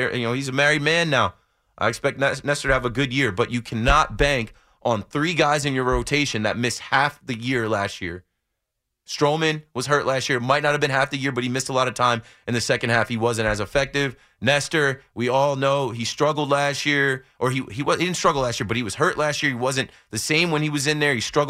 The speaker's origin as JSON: {"language": "English", "region": "New Jersey", "country": "United States", "tie": "born there", "said": "I was born in Monmouth Medical Center."}